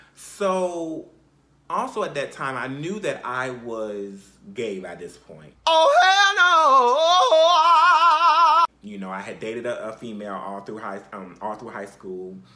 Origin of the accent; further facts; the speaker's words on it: Conway, South Carolina, United States; I basically was raised for the most part in South Carolina. And I'm, I'm from a place called Conway, Conway, South Carolina.